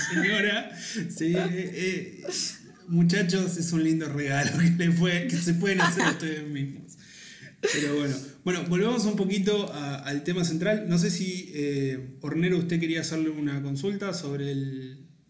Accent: Argentina; tenemos los argentinos

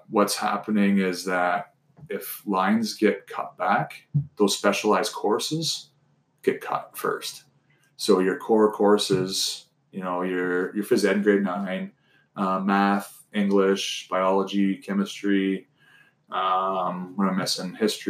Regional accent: Mitchell, United States; So think about growing up in Mitchell.

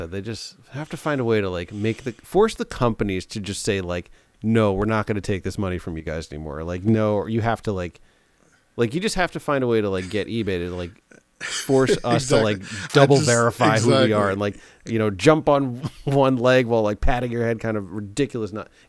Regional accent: New York, United States; We grew up in New York, like, we knew about that from like day one, walking through the city.

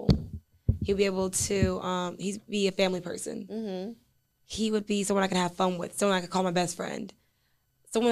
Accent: Midwest, United States; I'm from the Midwest too

